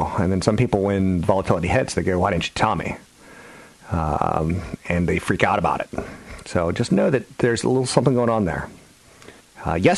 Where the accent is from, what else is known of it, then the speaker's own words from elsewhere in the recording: Virginia, United States; I'm from Virginia.